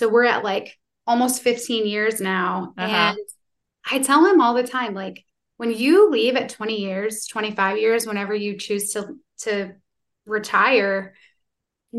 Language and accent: English; New York, United States; moved away; also born or lived in Tennessee; I'm from New York originally